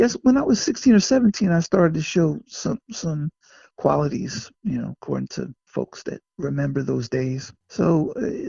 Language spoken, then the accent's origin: English; Passaic, New Jersey, United States; born or raised there